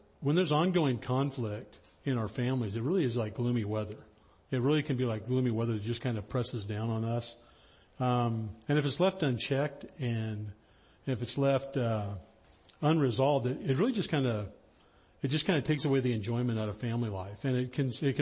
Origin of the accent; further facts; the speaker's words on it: the high Sierras, Northern California, United States; I grew up in Northern California, up in the high Sierras